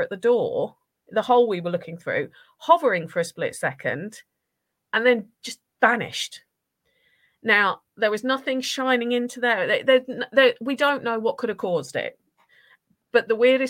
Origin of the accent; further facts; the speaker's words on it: Norfolk, East of England, United Kingdom; also born or lived in Essex; I grew up in Norfolk. I'm from Essex originally. Parents ripped me from Essex at 3 years old and made me move to Norfolk.